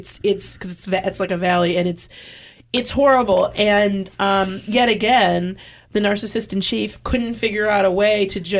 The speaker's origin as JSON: {"language": "English", "region": "Michigan", "country": "United States", "moved": "yes", "lives_now": "California, United States", "said": "I'm from Michigan, okay?"}